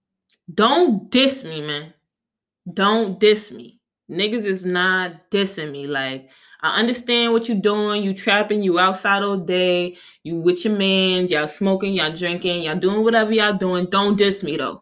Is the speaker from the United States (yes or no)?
no; Jamaica; I'm Jamaican.